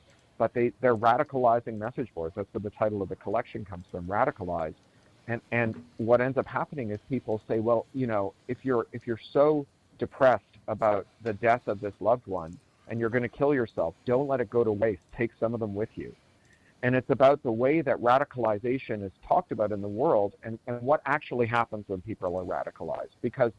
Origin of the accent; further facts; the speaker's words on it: Toronto, Ontario, Canada; also born or lived in London, United Kingdom; Oh, I grew up in Toronto, and then I lived in London for 13 years.